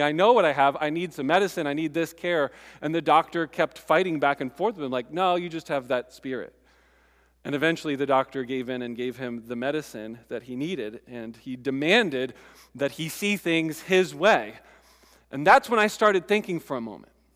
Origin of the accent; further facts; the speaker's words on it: United States; I'm American